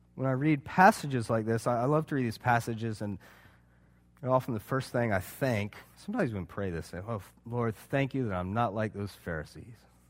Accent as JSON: {"language": "English", "town": "Charleston", "country": "United States", "said": "I'm from Charleston."}